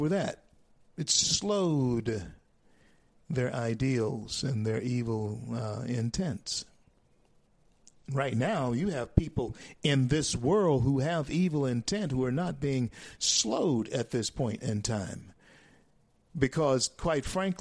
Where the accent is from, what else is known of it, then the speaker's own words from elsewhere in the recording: Louisiana, United States; Louisiana, my home state